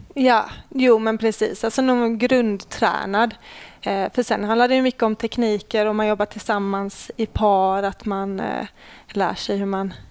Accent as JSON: {"language": "Swedish", "town": "Lund", "region": "Skåne", "country": "Sweden", "tie": "born or raised there", "also_born_or_lived": "Ängelholm"}